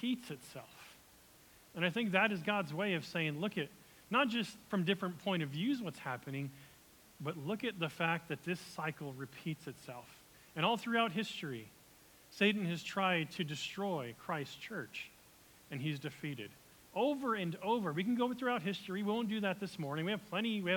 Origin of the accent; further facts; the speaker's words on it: United States; as an American who loves being American